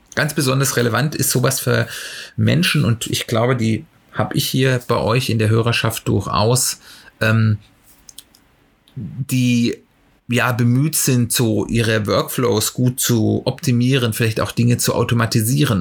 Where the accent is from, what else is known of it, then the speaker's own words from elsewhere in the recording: Germany; bei uns in Deutschland